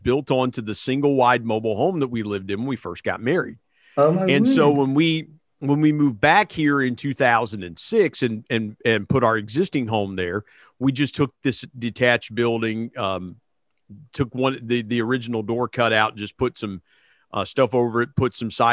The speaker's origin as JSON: {"language": "English", "town": "Belpre", "region": "Ohio", "country": "United States", "tie": "born or raised there", "also_born_or_lived": "Huntington, West Virginia / Parkersburg, West Virginia", "said": "Belpre, Ohio is right across the river, and that's where I grew up, the little town I grew up"}